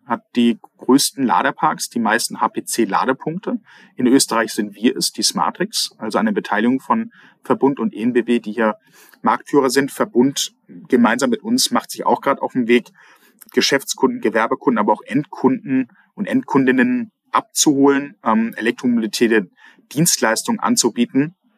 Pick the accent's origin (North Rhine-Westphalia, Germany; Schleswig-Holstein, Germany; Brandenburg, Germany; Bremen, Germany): Schleswig-Holstein, Germany; North Sea coast between Hamburg and Sylt; now in Austria; Zwischen Hamburg und Sylt bin ich an der Nordseeküste aufgewachsen.